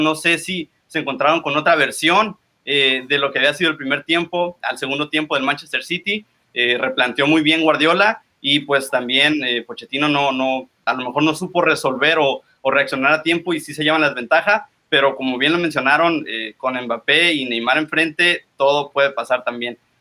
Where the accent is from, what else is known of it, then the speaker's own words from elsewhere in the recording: Tijuana, Baja California, Mexico; yo soy originario de Tijuana y estoy en Tijuana